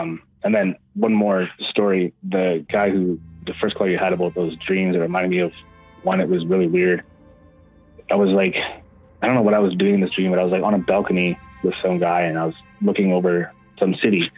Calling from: Manitoba, Canada; Well, it should sound familiar. … from Manitoba.

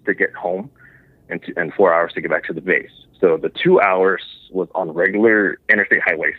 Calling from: San Antonio, Texas, United States; I'm calling from San Antonio, Texas.

